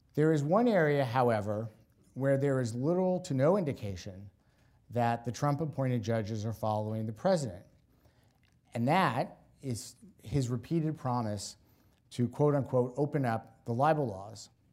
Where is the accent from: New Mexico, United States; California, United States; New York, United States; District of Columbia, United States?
District of Columbia, United States; Washington; my hometown, Washington, D C